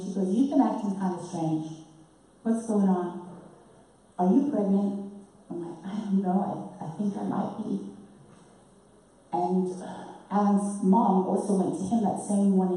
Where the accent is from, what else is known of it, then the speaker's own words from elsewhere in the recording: Harare, Zimbabwe; accent: British; moved away; born and raised in a city called Salisbury, and this is in the southern part of Africa, just above South Africa.